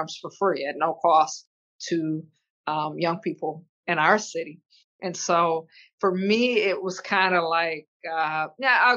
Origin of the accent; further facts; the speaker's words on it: Pontiac, Michigan, United States; I was born and raised in the city of Pontiac